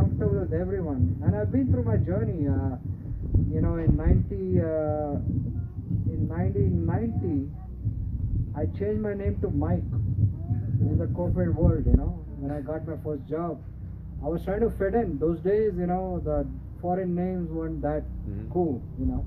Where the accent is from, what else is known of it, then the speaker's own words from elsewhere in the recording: Mumbai, Maharashtra, India; moved away as an adult; also born or lived in Kerala; now in United States; I grew up in Mumbai. Although I'm from Kerala originally, I speak the language